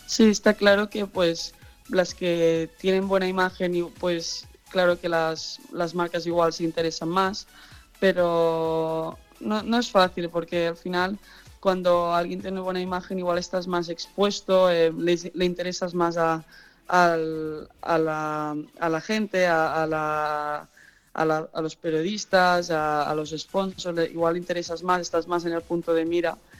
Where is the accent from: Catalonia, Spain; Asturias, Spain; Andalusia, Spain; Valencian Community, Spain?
Catalonia, Spain; also born or lived in United States; Yo nací en Estados Unidos y, eh, cuando tenía siete años mis padres decidieron eh, volver a España